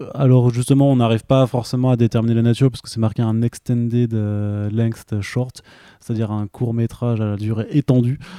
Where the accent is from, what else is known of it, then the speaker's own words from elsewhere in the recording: Alsace, Grand Est, France; also born or lived in Italy; je suis alsacien aussi et je l'assume complètement